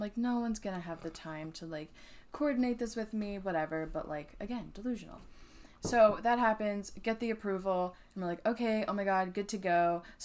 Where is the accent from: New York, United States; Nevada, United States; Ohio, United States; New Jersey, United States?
New Jersey, United States; we are from New Jersey, so that's, like, our hometown